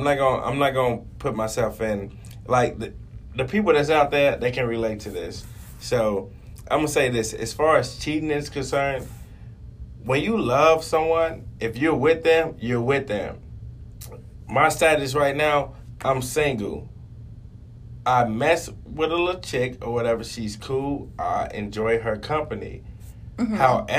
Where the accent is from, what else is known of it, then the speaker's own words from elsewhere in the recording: the South, United States; born there; because I was born in the South.